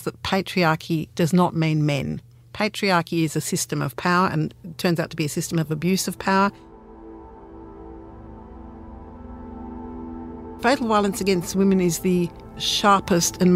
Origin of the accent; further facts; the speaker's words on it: Australia; we're Australian